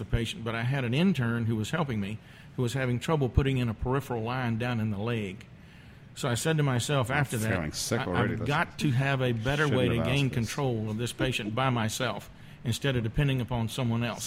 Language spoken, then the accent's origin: English; Ponchatoula, Louisiana, United States; From Ponchatoula, north of the lake.